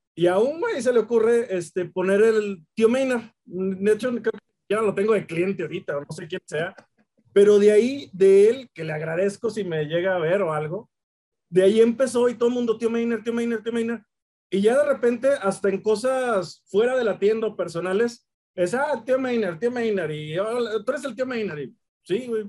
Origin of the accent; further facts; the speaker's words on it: Mexico; nazco aquí y aquí le he pasado una gran parte